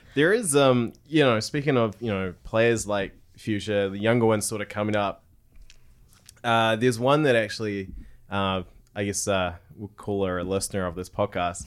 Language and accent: English; Tauranga, Bay of Plenty, New Zealand; growing up in Tauranga, there was the Tauranga Mighty Ducks